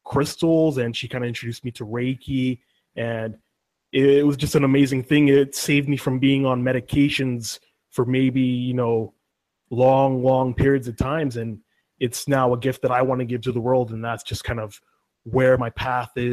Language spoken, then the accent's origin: English; Vancouver, British Columbia, Canada; I'm from Vancouver, BC.